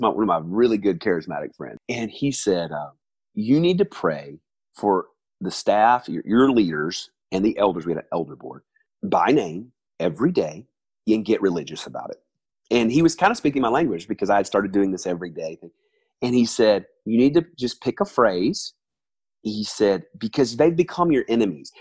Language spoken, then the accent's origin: English; the South, United States; moved away as an adult; also born or lived in New York; now in Atlanta, United States; I'm originally from the South